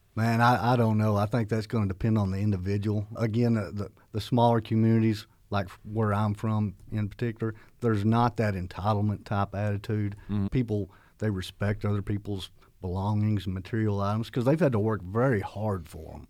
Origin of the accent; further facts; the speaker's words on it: McCurtain County, southeast Oklahoma, United States; accent: southern; moved away as an adult; the area I'm from, which I'm proud, I'm from Choctaw, McCurtain County, this very far southeast corner.